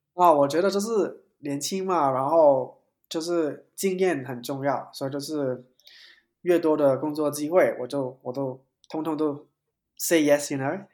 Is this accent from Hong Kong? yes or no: yes; Hong Kong; 因为我是香港人嘛